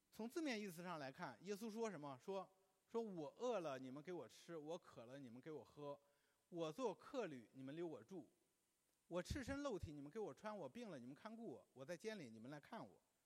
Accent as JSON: {"language": "Chinese", "country": "China", "said": "我们中国人的婚礼呢， 在很多地方都是大同小异的"}